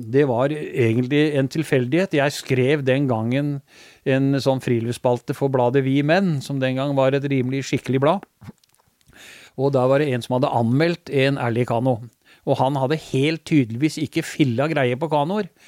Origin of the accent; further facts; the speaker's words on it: Skien, Telemark, Norway; also born or lived in Mjøndalen; for oss som er født og oppvokst i Skien